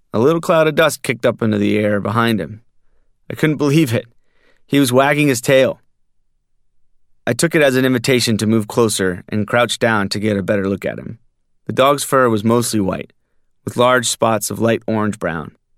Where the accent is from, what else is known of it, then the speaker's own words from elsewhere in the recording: Virginia, United States; moved away as an adult; now in Maine, United States; growing up in Virginia